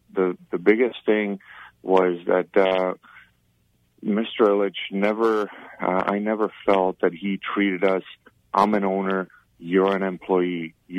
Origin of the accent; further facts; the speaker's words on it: Czechia; English is a second language; moved away; I grew up in communism. I grew up in Czechoslovakia, and you look at older people with utmost respect.